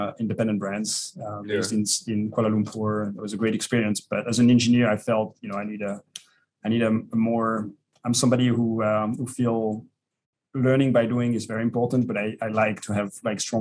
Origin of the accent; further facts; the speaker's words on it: Vallée de Joux, Vaud, Switzerland; I was born in the Vallée du Jour.